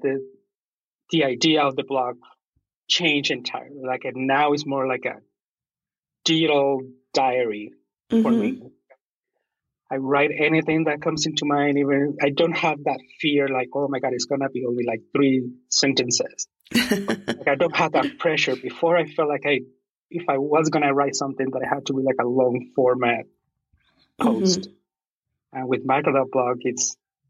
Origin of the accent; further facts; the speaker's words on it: Puerto Rico; moved away as an adult; now in Idaho, United States; I'm originally from Puerto Rico. I'm currently living in Idaho. It's been about 11 years now.